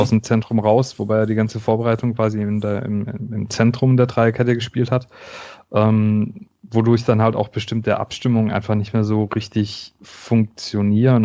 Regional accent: Stuttgart, Baden-Württemberg, Germany; ich komme aus Stuttgart

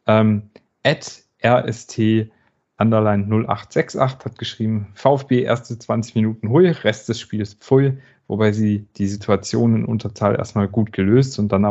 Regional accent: Baden-Württemberg, Germany; diese furchtbare ähm, Wortkombination bei uns im Schwabenland mit dem schwierigen Umfeld

